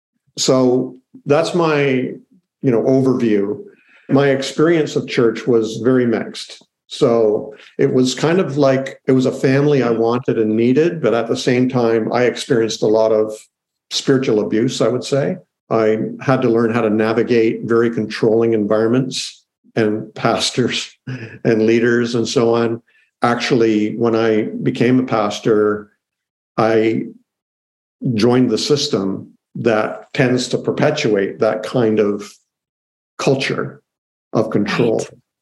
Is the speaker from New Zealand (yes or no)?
no; Canada; I'm Canadian, so I'm in Canada right now.